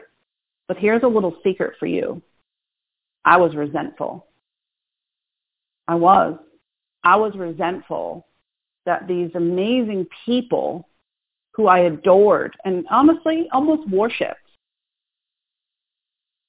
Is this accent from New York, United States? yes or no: no; Boston, Massachusetts, United States; I'm from Boston. It doesn't get more type A than that.